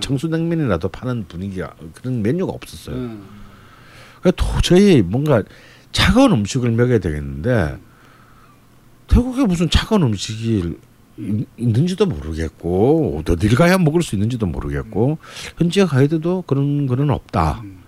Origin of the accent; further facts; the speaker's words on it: Busan, South Korea; 근데 저는 이제 부산 사람이기 때문에